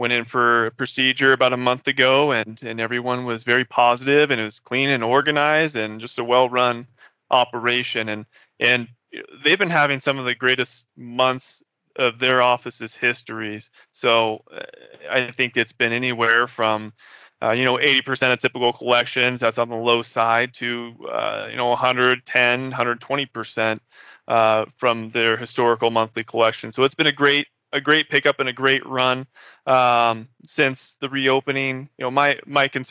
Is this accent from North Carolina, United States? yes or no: no; Seattle, Washington, United States; moved away as an adult; also born or lived in New York City; now in Fort Collins, United States; born and raised in Seattle, Washington.